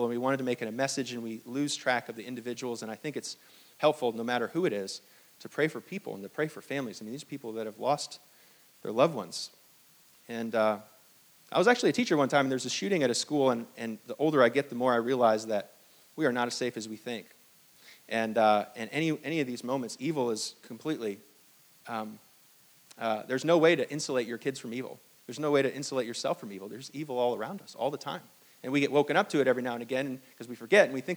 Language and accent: English; Hong Kong; now in United States; I was born in Hong Kong